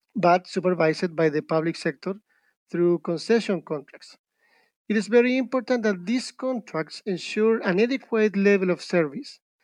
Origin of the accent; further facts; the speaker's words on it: Chile; from Chile